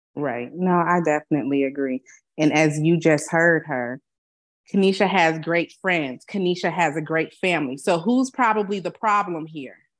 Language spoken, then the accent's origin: English; Chicago, Illinois, United States; also born or lived in Alabama; now in San Antonio, United States; I'm from Chicago